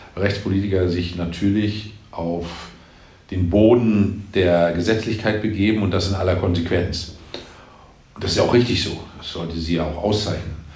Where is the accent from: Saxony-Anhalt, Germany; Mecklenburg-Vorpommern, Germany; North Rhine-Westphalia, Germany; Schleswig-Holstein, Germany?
Mecklenburg-Vorpommern, Germany; in meinem Heimatland Mecklenburg-Vorpommern